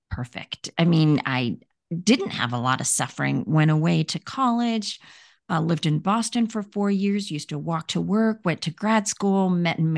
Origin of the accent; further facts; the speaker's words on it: India; born there; Yeah, so I was born in India. And when I was a few months old, I contracted polio.